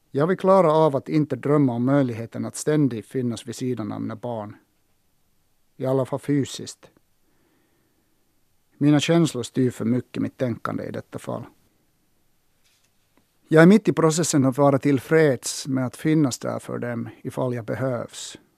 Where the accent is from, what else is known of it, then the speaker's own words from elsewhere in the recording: Sotkamo, Kainuu, Finland; born there; Jag föddes 1960 i Sotkamo. Farfar hade enda mataffären i byn en gång i tiden.